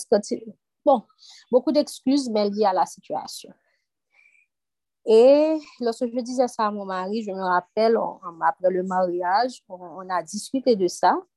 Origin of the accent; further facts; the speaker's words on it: Haiti; Parce que je viens d'Haïti.